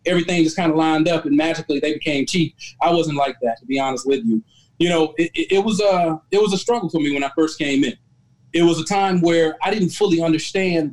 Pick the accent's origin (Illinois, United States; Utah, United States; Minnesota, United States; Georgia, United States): Georgia, United States; Albany; moved away; I was from Albany, Georgia. It's a small town in Southwest Georgia